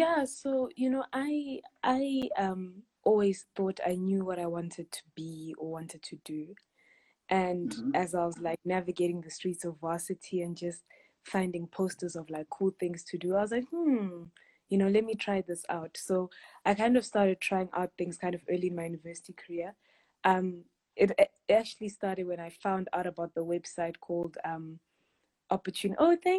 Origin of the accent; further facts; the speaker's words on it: South Africa; also born or lived in Harare, Zimbabwe; I was born in Harare, Zimbabwe, and my family moved to South Africa when I was 8. So then I did primary school, high school, varsity here.